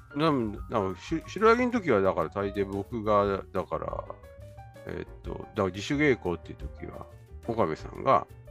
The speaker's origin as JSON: {"language": "Japanese", "region": "Tokyo", "country": "Japan", "tie": "born or raised there", "said": "僕は東京生まれ育ち"}